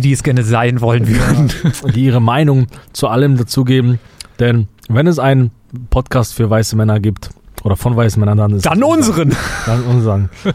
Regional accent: Germany; uns als, als Deutsche

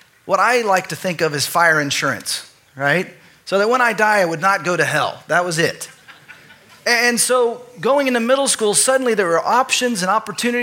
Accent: Texas, United States; I grew up in Texas

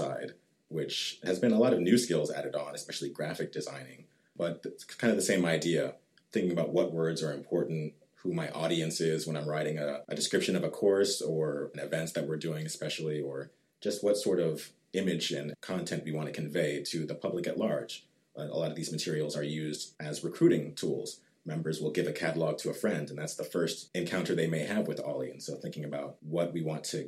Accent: Richardson, Texas, United States; also born or lived in Atlanta, Georgia; I was actually born in Atlanta, Georgia, but my family moved here when I was two. So I've pretty much been raised in the North Dallas area, in Richardson specifically

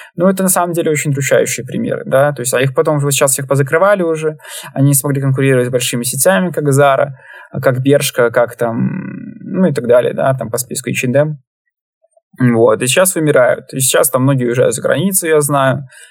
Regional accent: Belarus

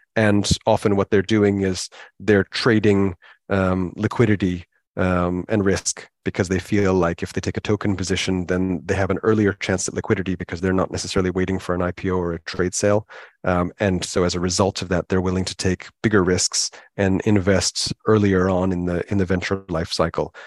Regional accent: United States; moved away as an adult; also born or lived in Hong Kong; now in United Kingdom; where I grew up in America

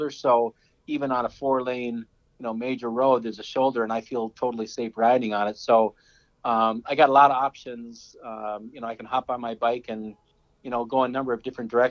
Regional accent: Wisconsin, United States; growing up in Wisconsin on a dairy farm, I mean, we lived like five miles out of town, and there wasn't that much to do.

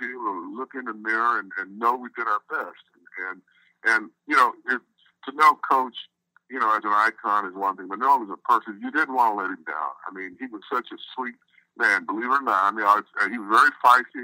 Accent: Southern California, United States; also born or lived in Berkeley, California / the South; I was born in Berkeley, as you said, and when I was still an infant, we moved to the down south and then landed in Southern California when I was five

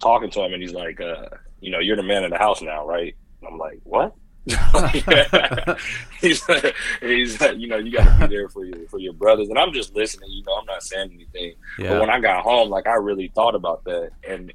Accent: Indianapolis, Indiana, United States; also born or lived in West Lafayette, Indiana; I was born and raised in Indy.

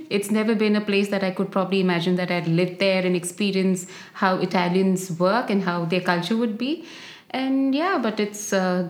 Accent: Bangalore, Karnataka, India; moved away as an adult; also born or lived in Mumbai, India; now in Milan, Italy; I'm from India. I lived most of my life in Bangalore. So I got married and I shifted to Mumbai. And yes, and marriage again took me to Milan

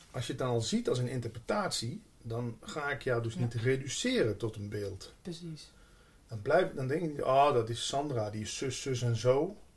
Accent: Limburg, Netherlands; In het begin schaamde ik me zo ook toen ik bij de Landelijke Radio kwam, dat ik uit Limburg kwam. Dat ik maar gewoon zei dat ik uit Brabant kwam.

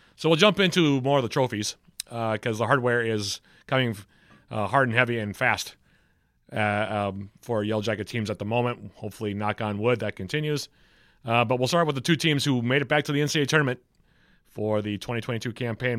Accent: Minneapolis, Minnesota, United States; growing up in South Minneapolis

